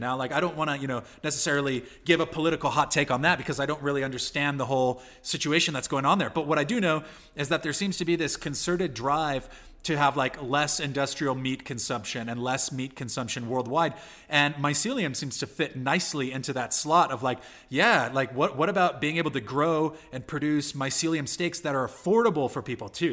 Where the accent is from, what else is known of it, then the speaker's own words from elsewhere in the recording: San Diego, California, United States; I'm from California and San Diego specifically